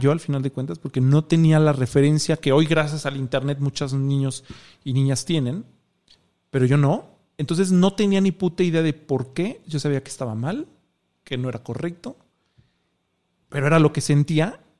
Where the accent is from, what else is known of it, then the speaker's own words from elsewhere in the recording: Silao, Guanajuato, Mexico; Yo soy de Silao.